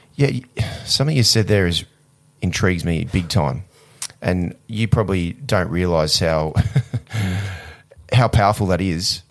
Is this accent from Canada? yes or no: no; Australia; growing up in Australia